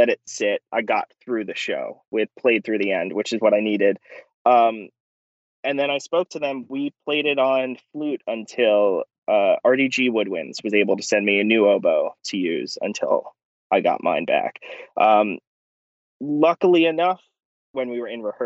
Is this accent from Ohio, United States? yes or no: no; New York City, New York, United States; I'm from Brooklyn, New York, originally